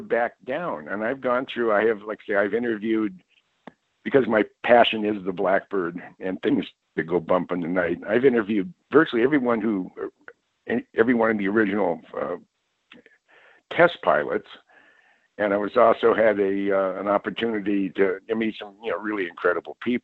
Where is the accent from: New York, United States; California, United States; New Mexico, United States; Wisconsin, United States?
California, United States; Mountain View; I was born and raised in the Bay Area, actually in Silicon Valley, in the Mountain View, Los Altos area.